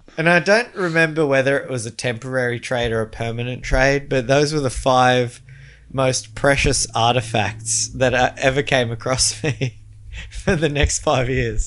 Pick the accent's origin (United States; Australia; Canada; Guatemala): Australia; as an Australian